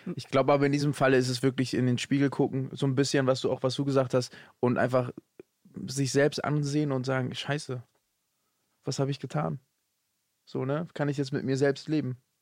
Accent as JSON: {"language": "German", "region": "Hamburg", "country": "Germany", "said": "Ich bin ja Hamburger"}